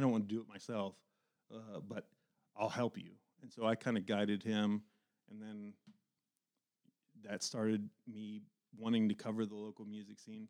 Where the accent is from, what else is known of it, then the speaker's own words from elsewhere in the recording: Dayton, Ohio, United States; when I was growing up in East Dayton, I grew up a huge music fan